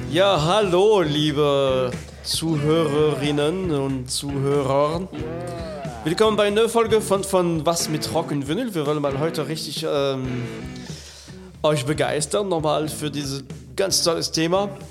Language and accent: German; France; now in Germany; ich bin ein echter Franzose. Ach. Und äh, bin in Frankreich geboren